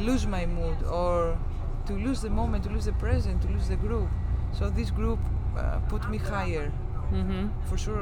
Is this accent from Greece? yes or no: yes; Greece; English is a second language; also born or lived in Zaragoza; in my country